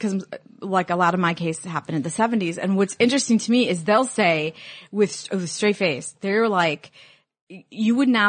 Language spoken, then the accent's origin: English; Illinois, United States; I'm from Illinois.